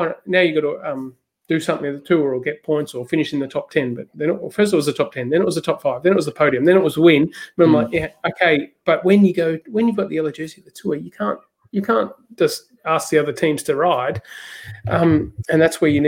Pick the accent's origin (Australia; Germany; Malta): Australia; I'm Australian